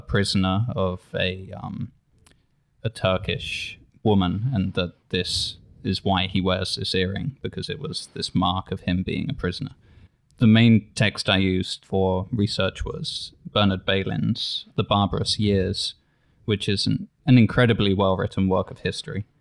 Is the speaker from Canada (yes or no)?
no; England, United Kingdom; as an English person